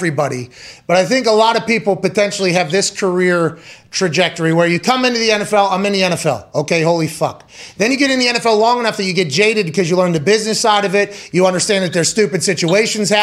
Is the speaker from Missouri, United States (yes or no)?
no; Pittsburgh, Pennsylvania, United States; also born or lived in West Virginia; I'm from Pittsburgh and I went to West Virginia